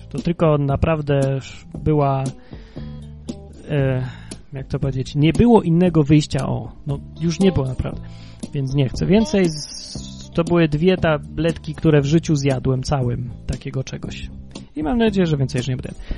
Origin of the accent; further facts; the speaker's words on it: Kraków, Lesser Poland, Poland; poza Krakowem, skąd pochodzę i gdzie każdego roku tą Wigilię obchodziłem